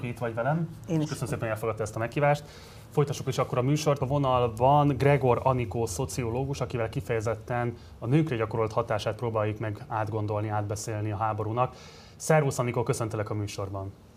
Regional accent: Budapest, Hungary; tőzsgyökeres Pesti vagyok

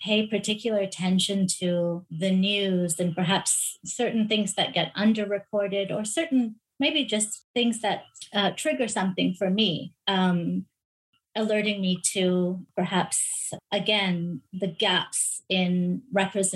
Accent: Pakistan; now in Canada; I'm a Pakistani Canadian.

